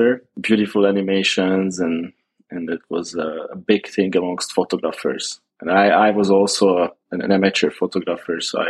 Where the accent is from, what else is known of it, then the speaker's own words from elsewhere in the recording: Hungary; Born and raised in Hungary